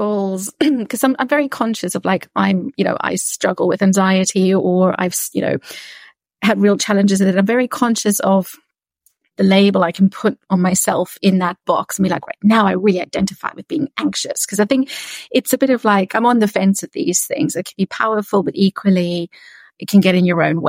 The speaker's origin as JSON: {"language": "English", "country": "South Africa", "tie": "born or raised there", "said": "I'm from South Africa, born and raised."}